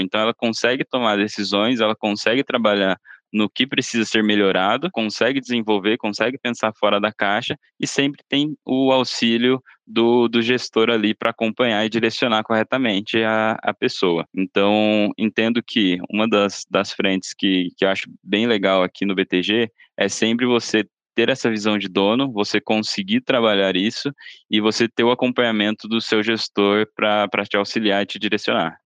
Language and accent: Portuguese; Sorocaba, São Paulo, Brazil; moved away as an adult; now in São Paulo, Brazil; Sou do interior, sou de Sorocaba me mudei aqui para São Paulo desde que comecei aqui no banco.